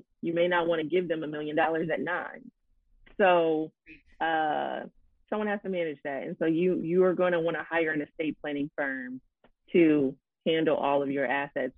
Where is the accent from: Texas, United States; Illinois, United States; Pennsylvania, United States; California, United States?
Illinois, United States; Chicago; my hometown of Chicago